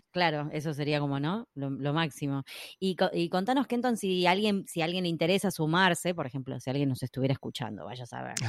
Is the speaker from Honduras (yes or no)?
no; Argentina; por lo menos acá en Argentina, bueno, … vive en Estados Unidos, pero las dos somos argentinas